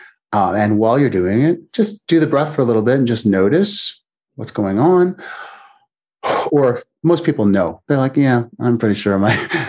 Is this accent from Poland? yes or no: no; Canada; now in United States; I'm originally Canadian, but I'm in the US.